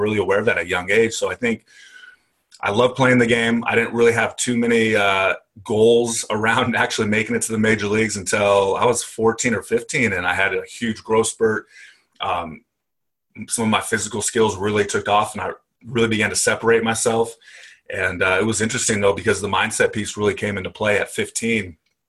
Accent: Paso Robles, California, United States; In the middle of nowhere, California.

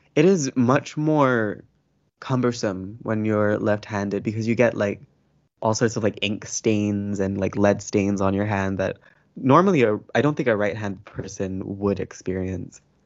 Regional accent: Malaysia; I am a Malay person

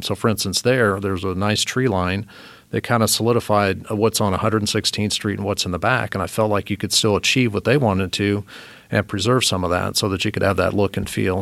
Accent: Morristown, Indiana, United States; also born or lived in Germany / Italy / Texas; now in Fishers, United States; grew up in Morristown, Indiana. Uh, that's where I was for the most part

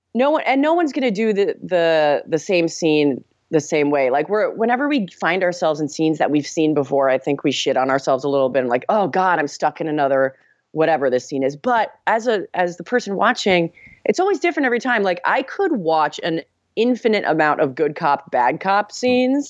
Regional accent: Miami, Florida, United States; I am from the 305 where … is from, Miami, Florida.

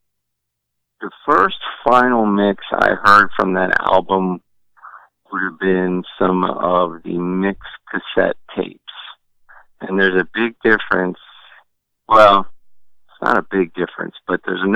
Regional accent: Baltimore, Maryland, United States; my hometown radio station, 98 Rock in Baltimore

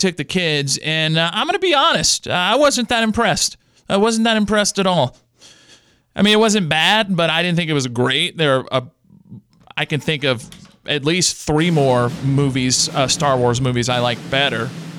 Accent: Louisiana, United States; I grew up in the Louisiana educational system, and that kid is screwed.

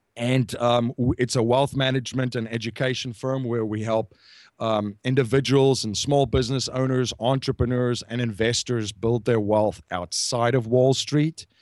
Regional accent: South Africa; I'm from South Africa

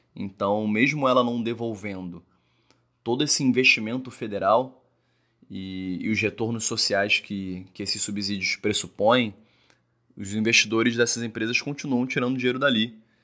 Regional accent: Rio de Janeiro, Brazil; eu sou carioca

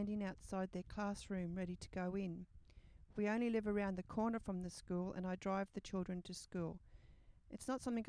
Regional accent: Australia; it's so hot and humid where I'm from

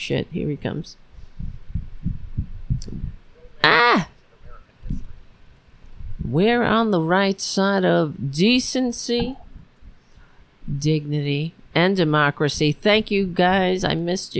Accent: New York City, New York, United States; my hometown

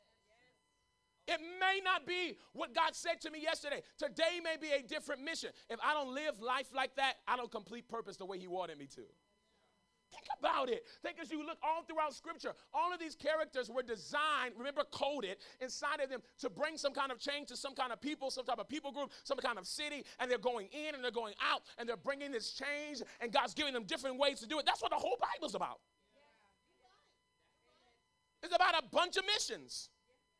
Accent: Los Angeles, California, United States; moved away as an adult; also born or lived in Tulsa, Oklahoma; I was raised in South L.A., Arlington and Jefferson in South L.A. I am from the hood

